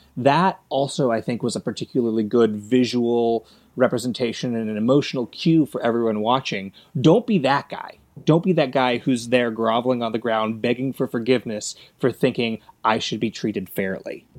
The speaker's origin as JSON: {"language": "English", "town": "Los Angeles", "region": "California", "country": "United States", "tie": "born or raised there", "said": "grew up in Los Angeles"}